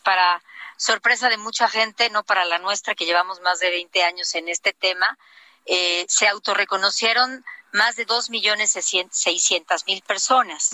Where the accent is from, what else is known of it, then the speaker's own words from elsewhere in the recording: Oaxaca, Mexico; mi tierra